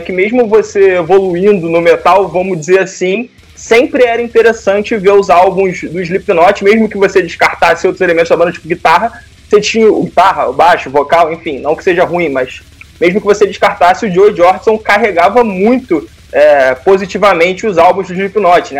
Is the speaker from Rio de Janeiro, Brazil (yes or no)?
yes; Rio de Janeiro, Brazil; also born or lived in Paraíba do Sul; eu sou do Rio de Janeiro, capital, mas morei no interior do Rio de Janeiro, numa cidade chamada Paraíba do Sul